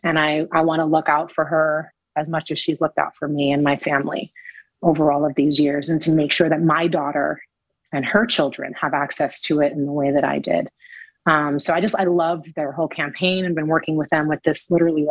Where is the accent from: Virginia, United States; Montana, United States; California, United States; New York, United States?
New York, United States; New York City; growing up in the Lower East Side